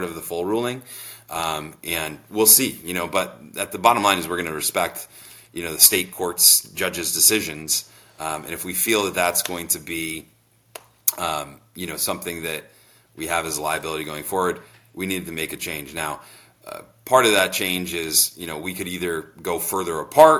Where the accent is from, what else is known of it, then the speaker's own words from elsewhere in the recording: Vermont, United States; I'm from Vermont.